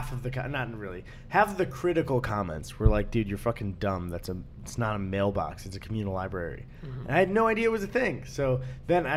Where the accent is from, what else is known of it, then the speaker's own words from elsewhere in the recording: Elk Grove Village, Illinois, United States; I'm from the suburbs of Chicago